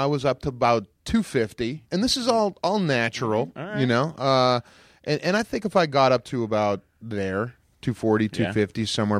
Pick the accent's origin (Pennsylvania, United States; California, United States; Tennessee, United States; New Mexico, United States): Pennsylvania, United States; Pittsburgh; I'm from Pittsburgh, land of the Tolls. The Tull Empire.